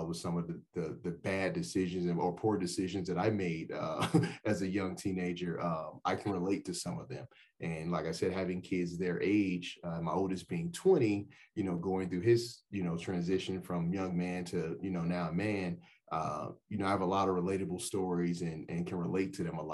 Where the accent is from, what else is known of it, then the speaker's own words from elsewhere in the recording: Chicago, Illinois, United States; moved away as an adult; also born or lived in Florida; now in Albuquerque, United States; I'm originally from Chicago. Went to college in Florida.